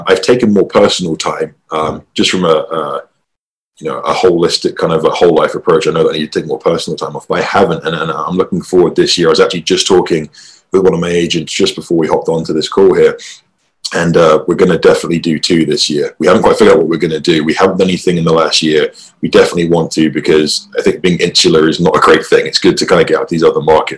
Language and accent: English; England, United Kingdom; being born and raised in England